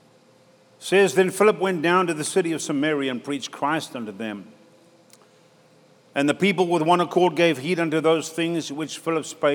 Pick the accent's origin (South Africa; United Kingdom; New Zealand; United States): South Africa; moved away; my brother's church back in South Africa